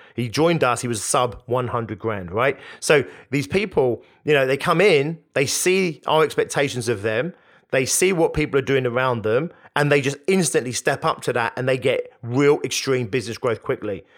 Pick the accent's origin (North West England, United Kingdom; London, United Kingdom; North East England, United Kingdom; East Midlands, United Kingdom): London, United Kingdom; Hounslow; growing up in Hounslow in West London like I did